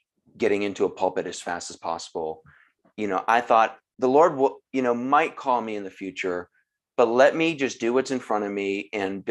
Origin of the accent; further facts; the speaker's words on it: Massachusetts, United States; moved away as an adult; also born or lived in California; I grew up in Massachusetts. So even though I was in California, you know, this is my homeland here